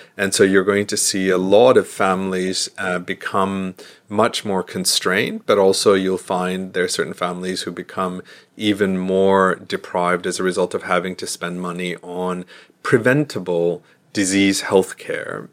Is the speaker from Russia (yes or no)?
no; United States; I'm an American